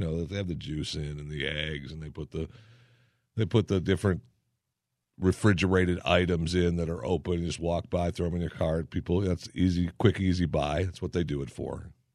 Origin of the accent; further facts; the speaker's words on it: Saginaw, Michigan, United States; from Saginaw, Michigan, my hometown